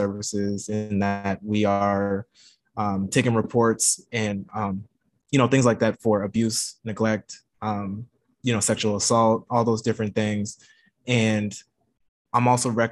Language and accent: English; Louisiana, United States; moved away; also born or lived in Baton Rouge; I'm from Louisiana, and I'm living back in Louisiana now